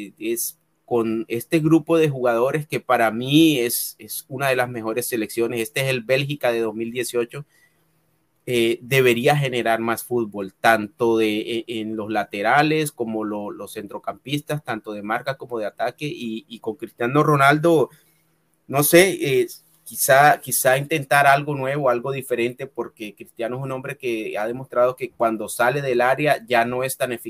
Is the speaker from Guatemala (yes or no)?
no; Caribbean coast, Colombia; now in United States; Yo soy de la costa de Colombia. En la costa tenemos un acento. Bueno, yo en realidad eh, no, no, tengo el acento de, de, la costa de Colombia